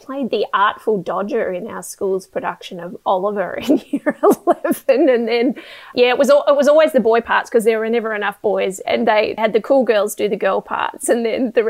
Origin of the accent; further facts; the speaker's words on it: Tasmania, Australia; I grew up in Tasmania.